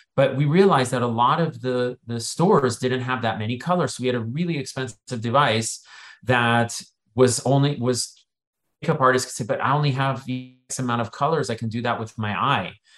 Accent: Silicon Valley, California, United States; I grew up in Silicon Valley

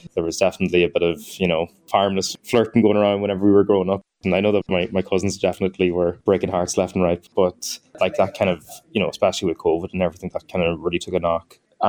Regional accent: Ranafast, Ulster, Ireland; moved away as an adult; now in Dublin, Ireland; So I'm from Ranafast, which is a small Gaeltacht area in Donegal.

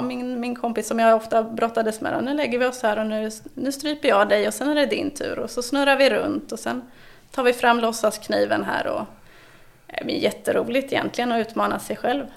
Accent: eastern Sweden, Sweden; also born or lived in Gotland; de östra regionerna där av Sverige är ju min hemort

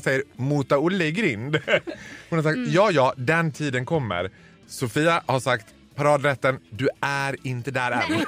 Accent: Borlänge, Dalarna County, Sweden; accent: Dalmål; moved away; i mitt pass står det inte birthplace Falun, det står birthplace Stora Tuna.

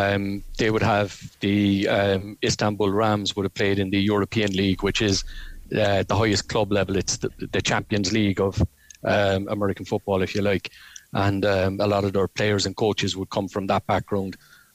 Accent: Ireland; Being Irish, we're up for that fight.

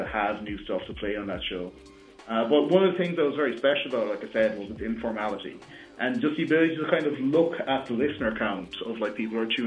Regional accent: Dunmanway, Munster, Ireland; I grew up in Dunmanway, a small town, kind of about an hour's drive away from the city

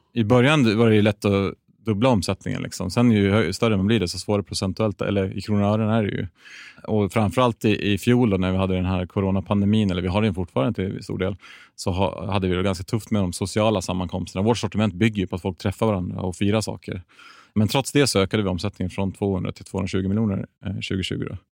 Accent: Gävle, Gävleborg County, Sweden; född och uppvuxen i Gävle

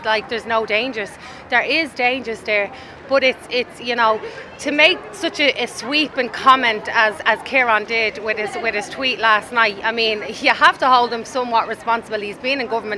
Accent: Dublin, Leinster, Ireland; also born or lived in Stoneybatter, Dublin / Cabra, Dublin; I'm originally from Old Ebony Gardens, and then I lived in Manor Street, Stony Batter area, for a long time

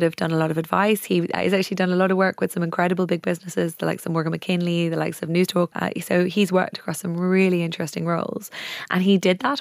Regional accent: Wicklow, Leinster, Ireland; I was brought up in Wicklow.

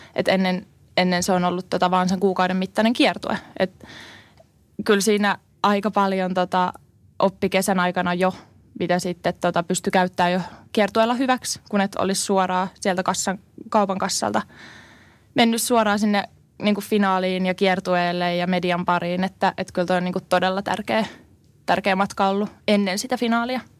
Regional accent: Finland; moved away as an adult; also born or lived in Cyprus; mä oon Suomesta

